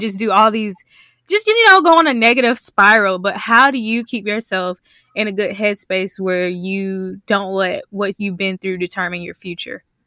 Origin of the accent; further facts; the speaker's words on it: South Mississippi, United States; I'm from South Mississippi